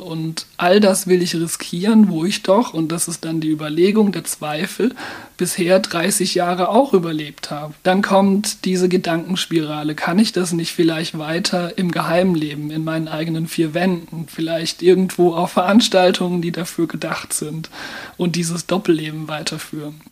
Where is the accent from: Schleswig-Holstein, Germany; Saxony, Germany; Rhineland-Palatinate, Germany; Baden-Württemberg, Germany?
Baden-Württemberg, Germany; Mannheim; Ich bin in Mannheim geboren und aufgewachsen.